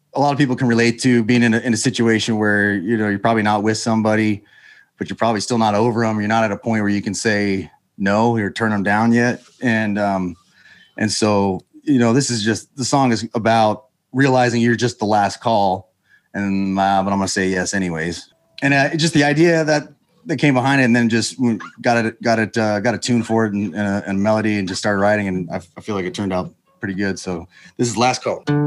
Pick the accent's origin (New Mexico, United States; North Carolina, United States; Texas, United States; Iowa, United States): Texas, United States; Houston; also born or lived in Utah; Grew up in Houston